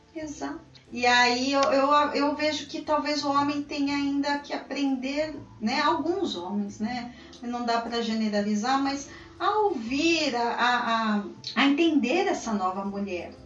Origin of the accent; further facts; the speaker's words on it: São Paulo, Brazil; Como uma boa paulistana, eu adoro falar